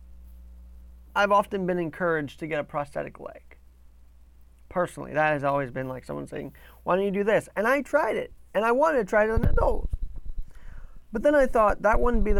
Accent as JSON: {"language": "English", "region": "New York", "country": "United States", "said": "as a New Yorker"}